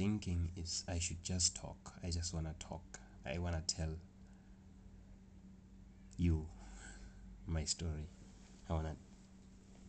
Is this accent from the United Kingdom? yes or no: no; South Africa; I'm from South Africa. I live here. I was born here.